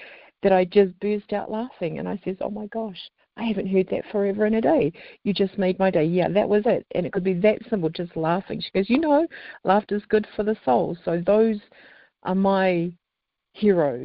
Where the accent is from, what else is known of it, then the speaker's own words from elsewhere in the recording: New Zealand; now in Salt Lake City, United States; I'm originally from New Zealand